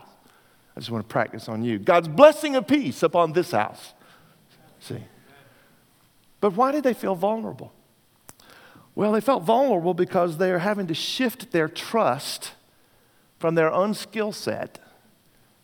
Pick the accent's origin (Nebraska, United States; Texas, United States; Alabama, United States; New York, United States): Texas, United States; I'm from Texas, so sometimes when I'm preaching, my people will say amen